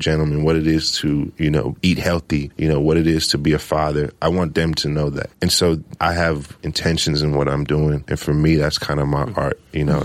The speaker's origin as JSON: {"language": "English", "town": "Los Angeles", "region": "California", "country": "United States", "tie": "born or raised there", "also_born_or_lived": "Midwest", "said": "I grew up in South Central"}